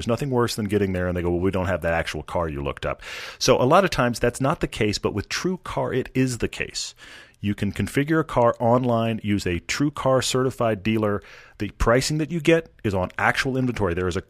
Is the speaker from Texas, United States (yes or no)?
yes; Houston, Texas, United States; I mean, I grew up in Houston where all the freeways are lighted all the time.